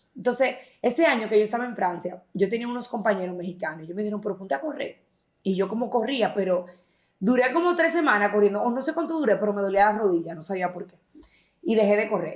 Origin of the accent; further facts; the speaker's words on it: Santiago de los Caballeros, Santiago, Dominican Republic; soy de aquí de Santiago